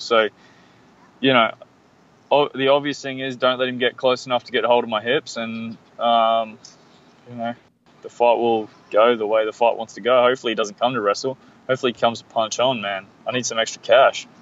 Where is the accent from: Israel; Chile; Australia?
Australia; I'm from Australia